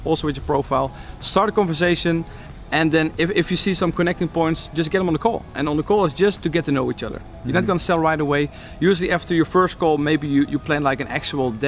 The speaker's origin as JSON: {"language": "English", "country": "Netherlands", "said": "I'm from Holland, so we say Nikon."}